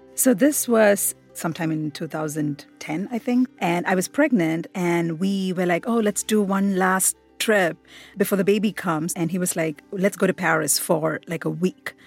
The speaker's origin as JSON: {"language": "English", "country": "India", "moved": "as an adult", "lives_now": "United States", "said": "I am very much Indian. Um, India is the country where I feel most at home, most comfortable"}